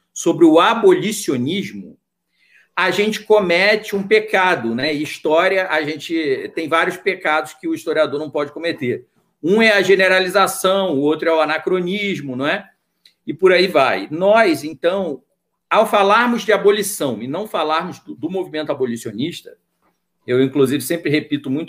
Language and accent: Portuguese; Niterói, Rio de Janeiro, Brazil; moved away as an adult; now in Brasília, Brazil; então eu sou do Rio, né, Niterói, nascido e criado, fiz PUC, né, fiz História na PUC